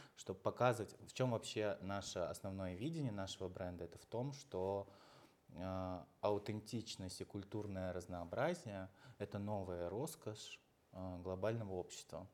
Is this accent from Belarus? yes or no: no; Uzbekistan; now in Russia; родился в Узбекистане, я сам, м, там вырос